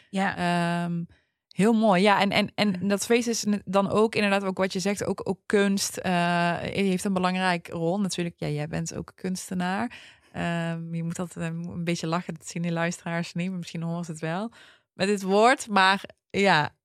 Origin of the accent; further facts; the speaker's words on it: Netherlands; wij zijn Nederlandse Turken